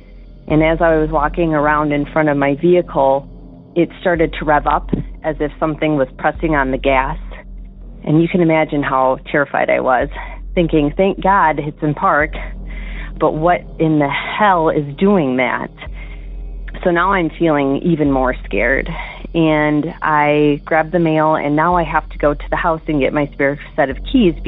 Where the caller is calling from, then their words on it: Wisconsin, United States; Hey, Derek. I'm calling from Wisconsin, and I'm calling about something that had happened to me a couple of years ago.